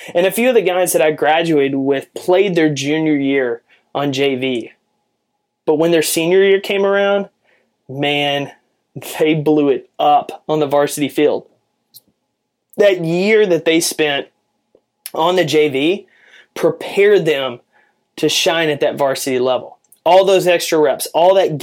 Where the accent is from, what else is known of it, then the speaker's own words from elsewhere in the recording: Jacksonville, Texas, United States; I grew up in East Texas where football is king.